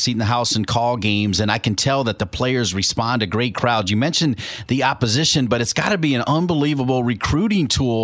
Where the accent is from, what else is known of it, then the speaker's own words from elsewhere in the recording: Ohio, United States; moved away; I'm from Ohio originally